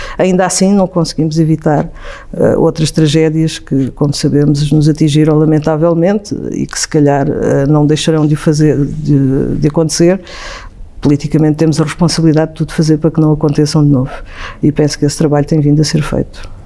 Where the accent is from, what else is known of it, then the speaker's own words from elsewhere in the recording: Évora, Alentejo, Portugal; moved away as an adult; also born or lived in Aldeia da Mata, Crato / Caldas da Rainha; quando tinha sensivelmente 10 anos saí dessa aldeia da mata, onde vivi em Évora, e lá também estudei, até sensivelmente aos 18 anos